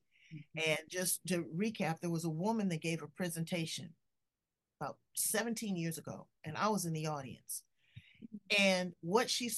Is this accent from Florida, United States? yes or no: no; Los Angeles, California, United States; I grew up in South Central